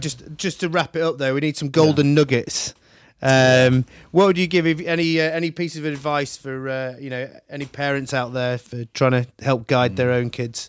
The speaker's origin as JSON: {"language": "English", "town": "Manchester", "region": "North West England", "country": "United Kingdom", "also_born_or_lived": "Sydney, Australia", "moved": "as an adult", "lives_now": "London, United Kingdom", "said": "I worked in Sydney, for example, and I'm from Manchester"}